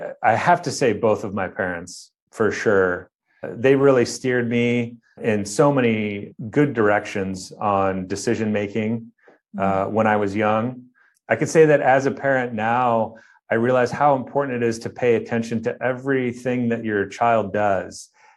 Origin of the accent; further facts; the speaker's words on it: Midwest, United States; growing up in the Midwest, obviously the colder months I was inside, exploring and creating.